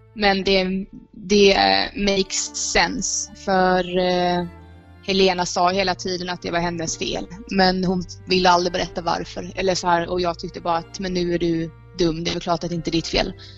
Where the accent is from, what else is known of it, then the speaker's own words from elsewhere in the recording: Rörvik, Jönköping County, Sweden; moved away as an adult; now in Indonesia; Rörvik är inte riktigt detsamma nu som eh, när jag eh, växte upp där